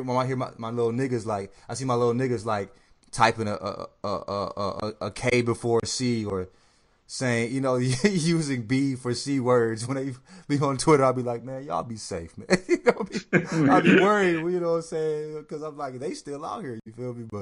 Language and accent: English; the South, United States; also born or lived in St. Louis, Missouri; I grew up in the South and all that shit. I was born in the Midwest